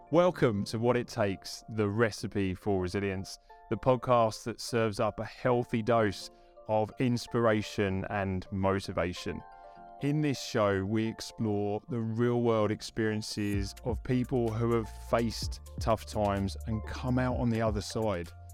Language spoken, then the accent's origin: English; England, United Kingdom; now in Australia; being English